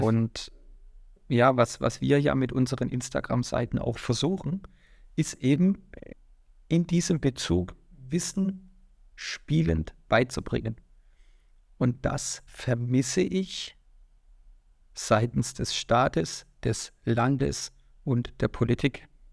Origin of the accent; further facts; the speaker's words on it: Swabia, Baden-Württemberg, Germany; also born or lived in Waiblingen; komme aus Schwaben